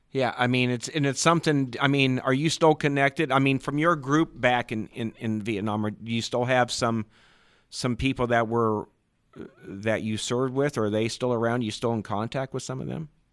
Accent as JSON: {"language": "English", "town": "Ashland", "region": "Nebraska", "country": "United States", "tie": "born or raised there", "said": "I grew up in Ashland, Nebraska."}